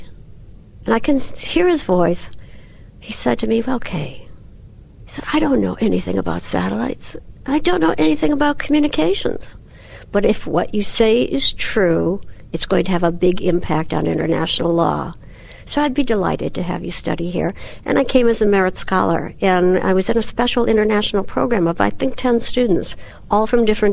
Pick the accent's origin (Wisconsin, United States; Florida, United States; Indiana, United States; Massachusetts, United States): Wisconsin, United States; I'm from Wisconsin